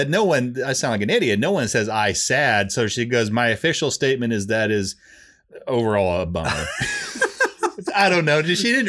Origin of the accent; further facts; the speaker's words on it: Canada; I'm French Canadian.